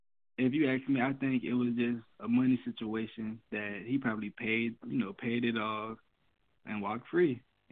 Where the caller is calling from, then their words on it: Tallahassee, Florida, United States; I'm calling from Tallahassee, Florida.